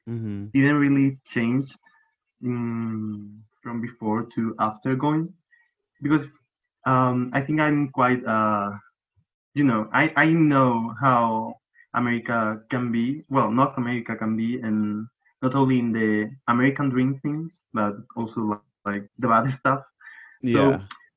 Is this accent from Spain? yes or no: yes; Granada, Andalusia, Spain; accent: Andalusian; English is a second language; I'm from Granada. This is like a real colorful and naturey and, you know, overall a happy looking city, like a small city.